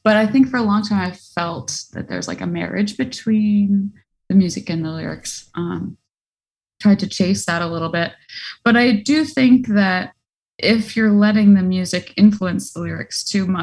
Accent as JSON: {"language": "English", "area": "Hudson Valley", "region": "New York", "country": "United States", "tie": "born or raised there", "also_born_or_lived": "Boston", "lives_now": "New York City, United States", "said": "I grew up in the Hudson Valley in New York, so not far from here"}